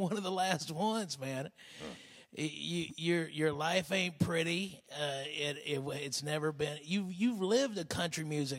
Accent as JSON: {"language": "English", "region": "Arkansas", "country": "United States", "tie": "born or raised there", "also_born_or_lived": "Tennessee", "moved": "as an adult", "lives_now": "Texas, United States", "said": "I was born in Tennessee, raised in Arkansas, and got to Texas when I was 18."}